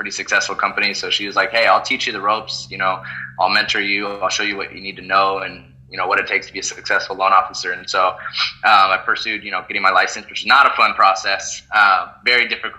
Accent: Oregon, United States; moved away as an adult; also born or lived in Seattle, Washington; I grew up in Oregon

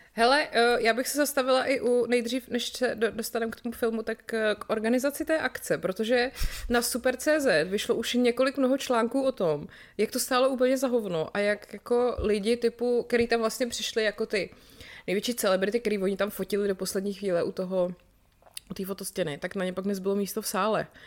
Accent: České Budějovice, South Bohemian Region, Czechia; jsem z Budějc, tak jsem tam vyrůstala

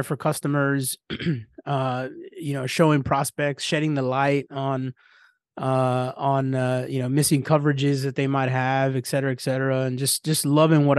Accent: San Antonio, Texas, United States; I'm from San Antonio, Texas

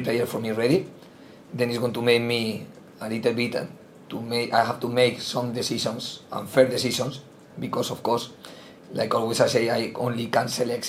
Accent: Spain; English is a second language; moved away as an adult; now in England, United Kingdom; I am from Spain

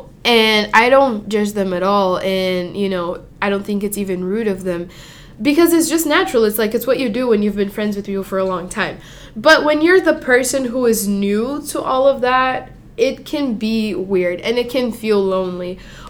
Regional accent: Mozambique; also born or lived in Brazil; Yeah, I'm from Mozambique or Brazil. It really depends. I never have one straight answer. But anyway, I'm from there.

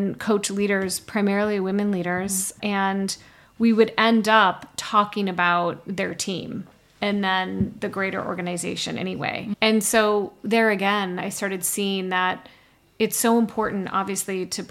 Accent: Midwest, United States; I grew up in the Midwest

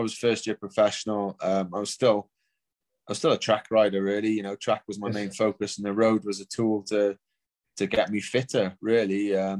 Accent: United Kingdom; obviously being British, and it started in London

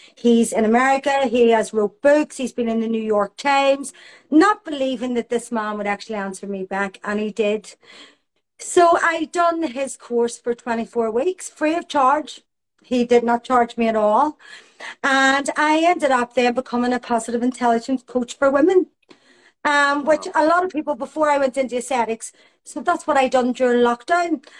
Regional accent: Belfast, Northern Ireland, United Kingdom; I grew up in Belfast in the time of the Troubles

